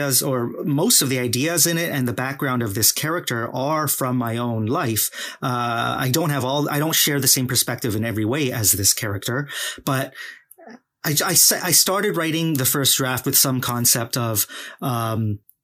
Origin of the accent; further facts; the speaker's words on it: Vancouver, British Columbia, Canada; also born or lived in Guangzhou, China; I'm a hardcore East fan kid through and through